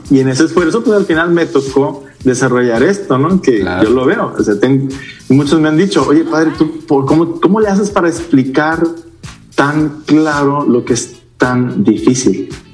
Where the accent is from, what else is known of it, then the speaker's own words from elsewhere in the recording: Culiacán, Sinaloa, Mexico; soy del norte, soy de Culiacán, Sinaloa, originario de la misma ciudad de Culiacán